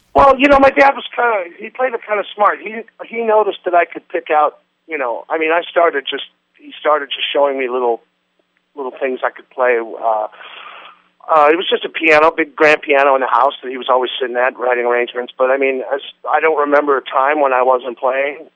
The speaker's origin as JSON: {"language": "English", "town": "Las Vegas", "region": "Nevada", "country": "United States", "tie": "born or raised there", "moved": "yes", "said": "growing up in Vegas around the whole Rat Pack crowd"}